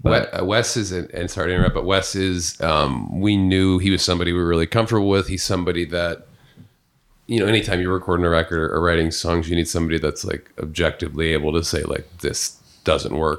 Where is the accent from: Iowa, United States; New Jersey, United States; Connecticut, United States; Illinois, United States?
Illinois, United States; Peoria; also born or lived in Columbia, Missouri; I moved in with three of my very good friends in my hometown of Peoria, Illinois